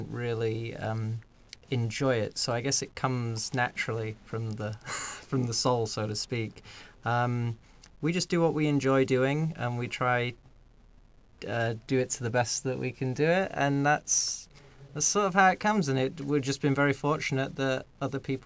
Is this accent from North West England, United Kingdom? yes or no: no; Scunthorpe, Yorkshire and the Humber, United Kingdom; born or raised there; moved away